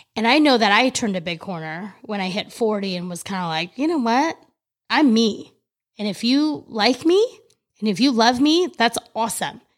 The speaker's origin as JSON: {"language": "English", "region": "California", "country": "United States", "tie": "born or raised there", "moved": "as an adult", "lives_now": "Florida, United States", "said": "growing up in California my entire life"}